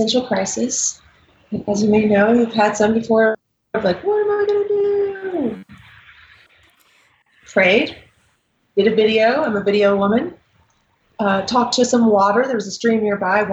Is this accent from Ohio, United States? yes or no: yes; Dayton, Ohio, United States; now in Denver, United States; I grew up in Dayton, Ohio. I live in Denver, Colorado now.